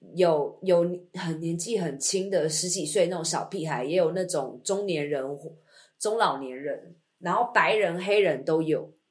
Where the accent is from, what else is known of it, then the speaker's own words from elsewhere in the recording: Taiwan; moved away; 身为台湾人